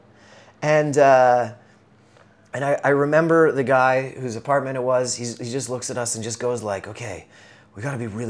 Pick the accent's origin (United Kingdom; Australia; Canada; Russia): Canada; now in Brussels, Belgium; I'm Canadian, and when I say that word, it just does not hit right